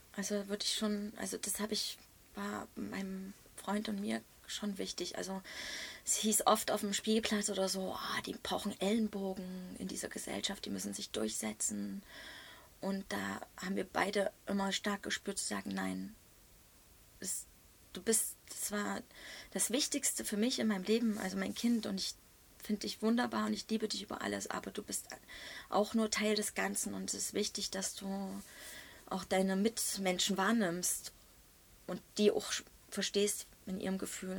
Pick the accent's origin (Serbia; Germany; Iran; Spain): Germany; East Germany; Ich komme aus dem Osten